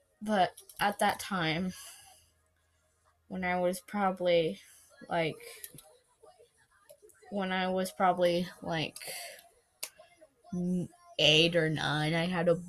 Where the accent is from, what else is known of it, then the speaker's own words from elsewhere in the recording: Russia; born there; also born or lived in Italy; But I was adopted in Italy. I was not born in Italy. I was born in Russia. Understand? I was born in Russia.